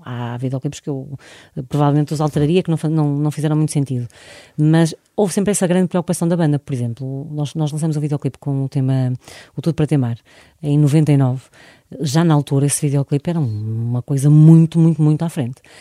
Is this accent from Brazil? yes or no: no; Porto, Norte, Portugal; não somos de lá, somos do Porto